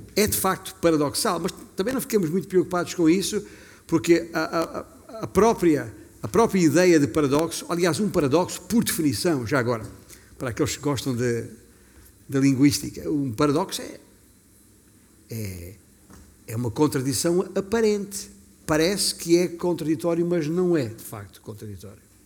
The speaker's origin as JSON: {"language": "Portuguese", "region": "Alentejo", "country": "Portugal", "tie": "born or raised there", "said": "significa que tenho orgulho, orgulho do bom sentido, de ter nascido alentejano"}